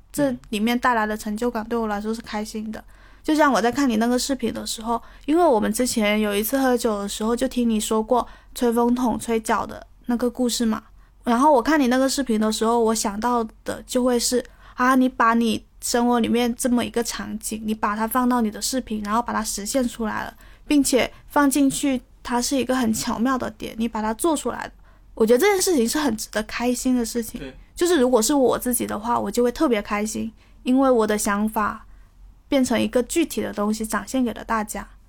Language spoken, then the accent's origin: Chinese; Guangdong, China; 我是潮汕，我是广东潮汕人，我不会粤语